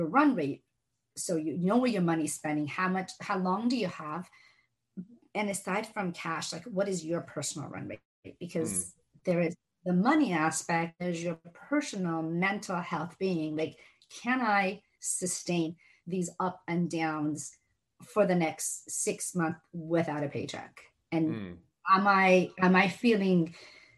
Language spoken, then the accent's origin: English; Seattle, Washington, United States; English is a second language; also born or lived in Iran; both my sister and I were raised in Seattle.